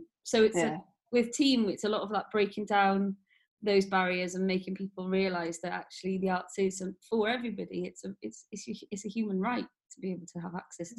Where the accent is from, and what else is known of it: Wales, United Kingdom; born or raised there